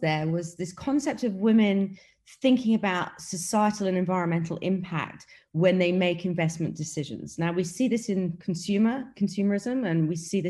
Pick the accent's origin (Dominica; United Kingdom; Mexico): United Kingdom; accent: British; moved away as an adult; also born or lived in New York / Beijing / Hong Kong; now in Dubai, United Arab Emirates; I'm from the UK, as you can probably tell by my British accent. But I left the UK many, many years ago